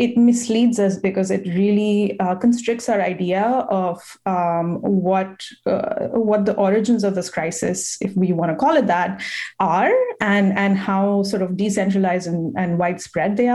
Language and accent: English; New Delhi, Delhi, India; now in United States; I am Indian, and I am an immigrant myself.